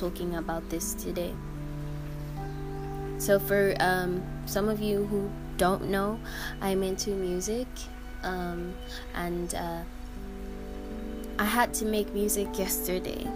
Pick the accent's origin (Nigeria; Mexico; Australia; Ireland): Nigeria; I'm Nigerian and in my country